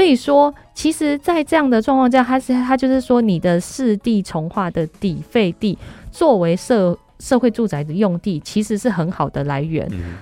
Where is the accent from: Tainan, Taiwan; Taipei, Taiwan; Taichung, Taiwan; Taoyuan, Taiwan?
Taichung, Taiwan; 我们台中